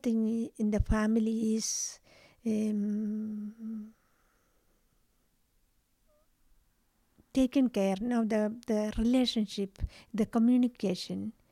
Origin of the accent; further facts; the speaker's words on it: Kerala, India; I am coming from India. The southern part of India, called Kerala